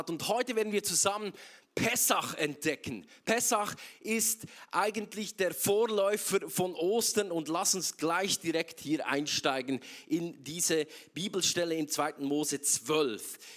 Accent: Zurich, Switzerland; Nicht, weil ich so ein krasser Typ bin aus Zürich, sondern weil Gott so mega krass ist.

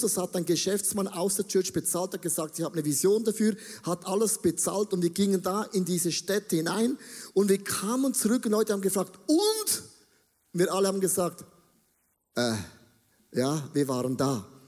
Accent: Buchs, St. Gallen, Switzerland; ich bin in der Nähe von Österreich aufgewachsen, in Buchs. Das ist so das Dreieck zwischen Schweiz, Deutschland und Österreich und Liechtenstein

